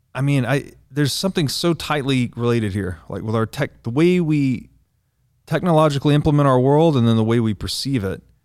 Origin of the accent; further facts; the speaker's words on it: the South, United States; I grew up Christian in the South